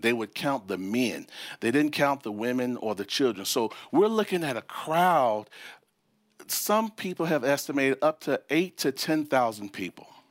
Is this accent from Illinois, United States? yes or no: yes; Chicago, Illinois, United States; moved away; also born or lived in Memphis, Tennessee; I was born and raised in Chicago, and we moved from the North Chicago, Midwest Chicago, we moved to Memphis, Tennessee